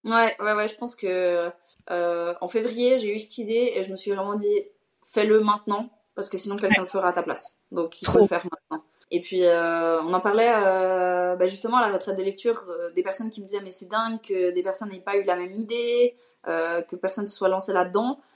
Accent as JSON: {"language": "French", "country": "Switzerland", "said": "j'ai 26 ans et je suis suisse"}